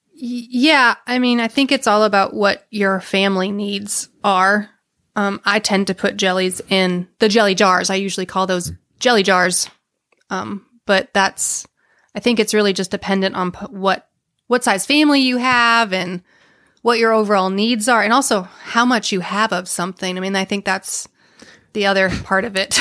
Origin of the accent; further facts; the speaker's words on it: Texas, United States; As a Texan